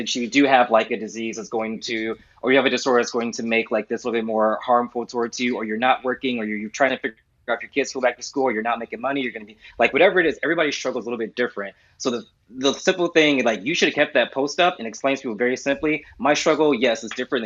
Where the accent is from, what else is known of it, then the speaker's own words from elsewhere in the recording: United States; now in United Kingdom; I'm an American